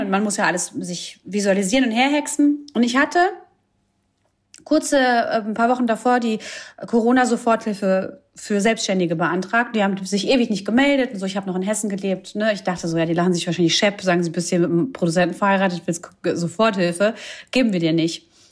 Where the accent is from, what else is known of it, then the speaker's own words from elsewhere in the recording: Croatia; Ich bin Kroatin